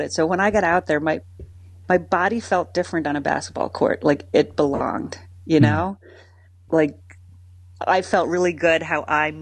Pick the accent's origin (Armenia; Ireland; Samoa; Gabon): Ireland; moved away as an adult; now in Philadelphia, United States; as an Irish child